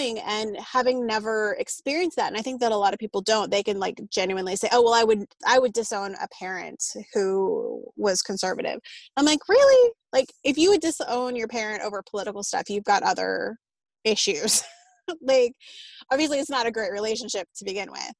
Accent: Austin, Texas, United States; I was born and raised in Austin. So of course it's kind of a blue bastion in Texas

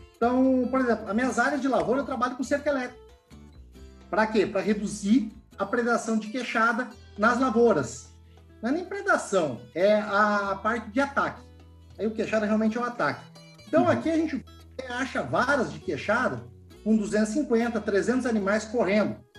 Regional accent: Rio Grande do Sul, Brazil; moved away; Eu venho de pequena propriedade. Eu sou gaúcho

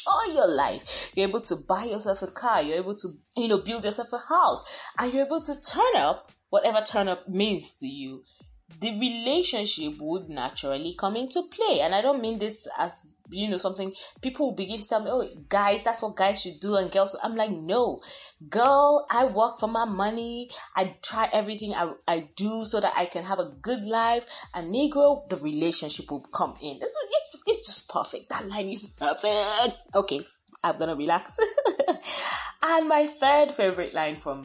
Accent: Nigeria; I am Nigerian

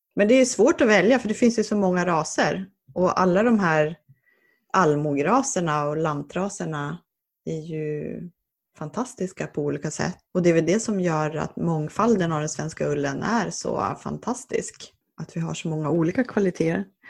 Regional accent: Jämtland, Sweden; moved away; dels så kommer jag från Jämtland

